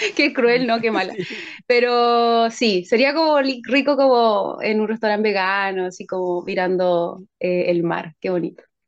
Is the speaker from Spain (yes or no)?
no; San Bernardo, Santiago Metropolitan Region, Chile; soy de Santiago de Chile y soy cantante, compositora y actriz chilena